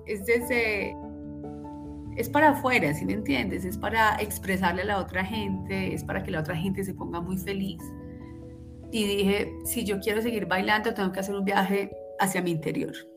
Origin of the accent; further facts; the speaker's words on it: Manizales, Caldas, Colombia; moved away as an adult; Viví en Manizales hasta los 24 años